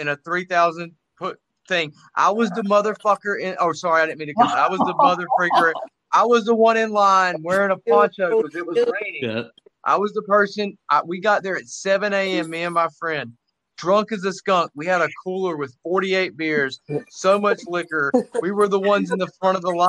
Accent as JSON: {"language": "English", "town": "Winston-Salem", "region": "North Carolina", "country": "United States", "tie": "born or raised there", "also_born_or_lived": "Manhattan, New York", "moved": "yes", "lives_now": "Miami, United States", "said": "I grew up in by Winston-Salem"}